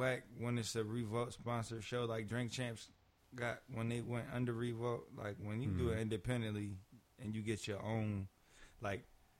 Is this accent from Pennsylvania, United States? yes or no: yes; Philadelphia, Pennsylvania, United States; I'm from Philly